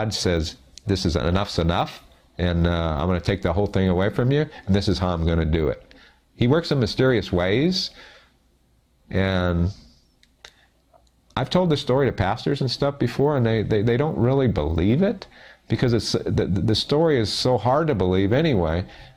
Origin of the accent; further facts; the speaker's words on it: South Gate, California, United States; I was raised in Southgate, California